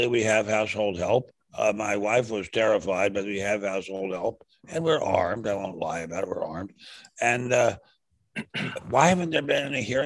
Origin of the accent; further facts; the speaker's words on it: Washington, District of Columbia, United States; I grew up in Washington